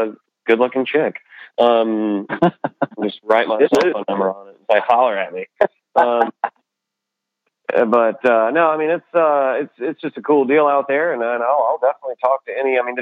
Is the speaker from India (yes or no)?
no; Pell City, Alabama, United States; my hometown that I grew up in, this little town called Pell City